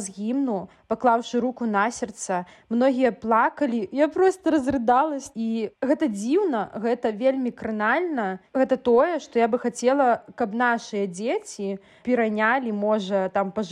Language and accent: Belarusian; Belarus; moved away as an adult; also born or lived in Ukraine / Kyiv; гэта тая краіна у якой нарадзіліся мае бацькі у якой нарадзілася моя бабуля то бок я беларуска якая нарадзілася ў сям'і украінцаў і да пэўнага часу свайго жыцця я таксама жыла ва ўкраіне ездзіла з беларусі ва ўкраіну